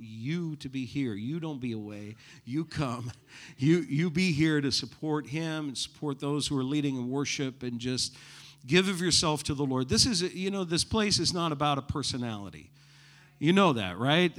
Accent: New England, United States; moved away; I'm from New England

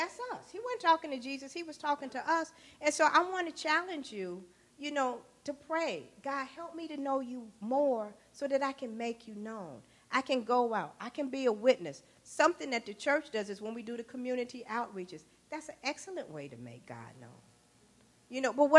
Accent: Chicago, Illinois, United States; I grew up in the Robert Taylor Housing Projects on the south side of Chicago

